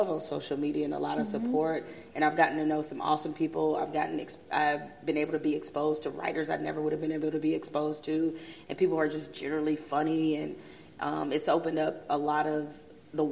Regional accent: Detroit, Michigan, United States; moved away; I grew up in Detroit. I mean, the city was like 90% black.

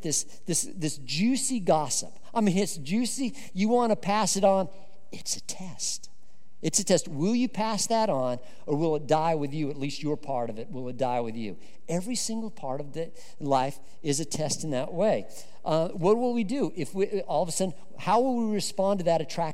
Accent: Colorado, United States; I grew up in Colorado

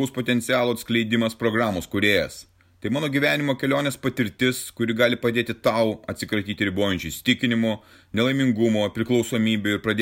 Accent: Vilnius, Vilnius County, Lithuania; moved away as an adult; also born or lived in London / Barcelona / Lugano / Petrozavodsk; savo gimtajame mieste Vilniuje. Aikštau po užupį. Praleidau čia kokiu 40 metų ir vėl atsidūriau šiandien jame.

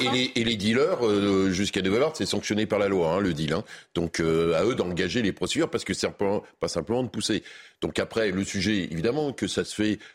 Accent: Le Havre, Normandy, France; quand j'étais enfant au Havre

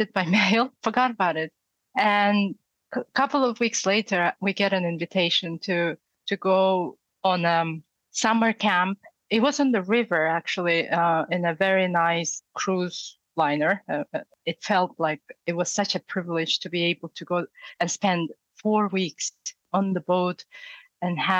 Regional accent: Far East of Russia, Russia; English is a second language; moved away as an adult; also born or lived in Yakutsk, Russia / United States; now in Henley-on-Thames, United Kingdom; I grew up in far east of Russia.

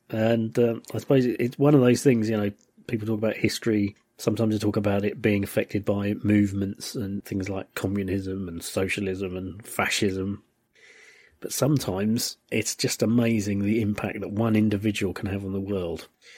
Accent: United Kingdom; As a British person, we were always at war with France, and so they were kind of our nearest and dearest enemies.

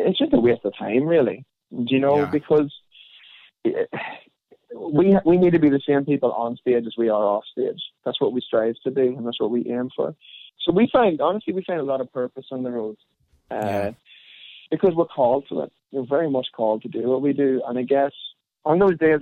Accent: Ireland; being Irish

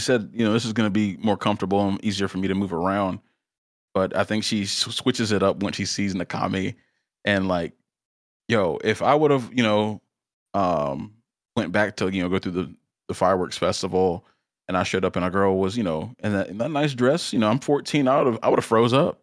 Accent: South Carolina, United States; still in South Carolina, uh, my home state

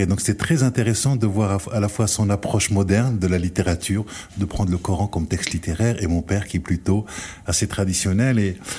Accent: France; nous en tant que Français

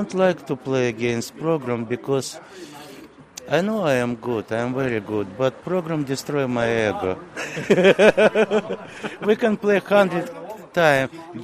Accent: Moscow, Russia; English is a second language; moved away as an adult; now in Dublin, Ohio, United States; Originally, I am from Russia, Moscow

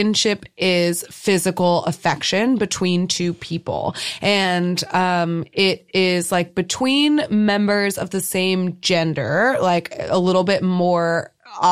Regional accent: United States; as an American

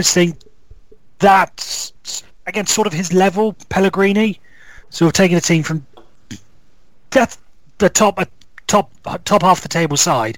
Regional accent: Wales, United Kingdom; This is coming from a Welshman

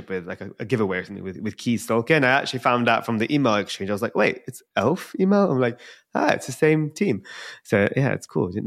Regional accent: India

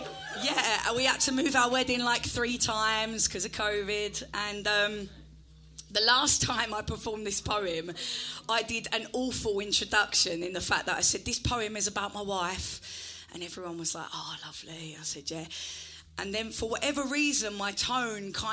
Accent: Essex, East of England, United Kingdom; I'm from Essex and that's how I talk

